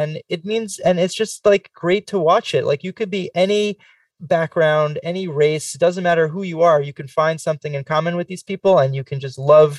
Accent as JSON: {"language": "English", "town": "New York City", "region": "New York", "country": "United States", "moved": "yes", "lives_now": "Los Angeles, United States", "said": "I am originally from Queens"}